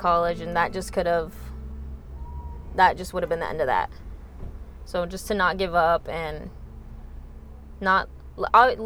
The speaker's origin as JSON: {"language": "English", "town": "Northridge", "region": "California", "country": "United States", "said": "I'm that kid from Northridge"}